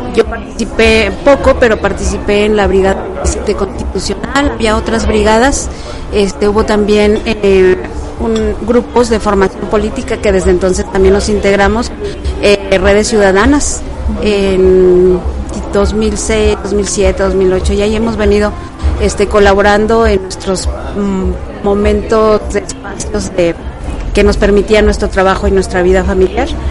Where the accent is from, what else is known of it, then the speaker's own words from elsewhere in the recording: Peñamiller, Querétaro, Mexico; originaria de aquí de Querétaro, del municipio de Peñamiller. Este, ya tengo viviendo aquí pues desde los 15 años